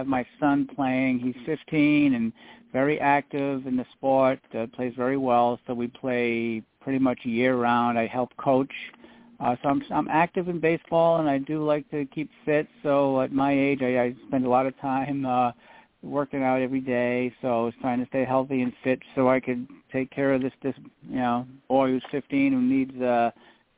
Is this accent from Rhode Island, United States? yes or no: yes; Providence, Rhode Island, United States; also born or lived in North Providence, Rhode Island / Lincoln, Rhode Island / California; I was born in Providence, Rhode Island, and I haven't moved too much further away. I've lived in North Providence most of my life